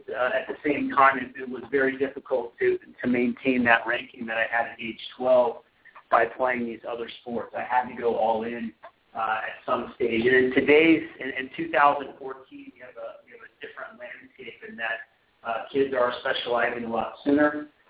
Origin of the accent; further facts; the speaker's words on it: Colorado, United States; growing up in Colorado, not exactly a tennis hotbed.